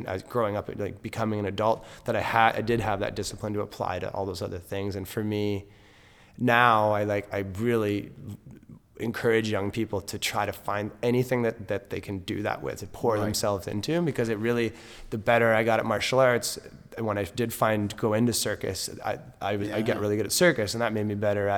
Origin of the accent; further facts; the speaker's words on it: Vancouver, British Columbia, Canada; I was born in Vancouver.